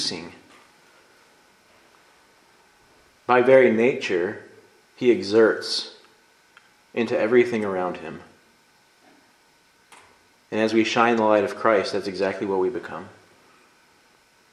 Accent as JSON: {"language": "English", "country": "United States", "said": "I'm an American"}